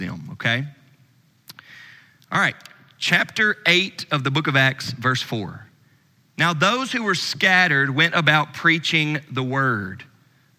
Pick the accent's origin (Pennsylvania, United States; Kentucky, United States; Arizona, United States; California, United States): Kentucky, United States; Louisville; I'm from Louisville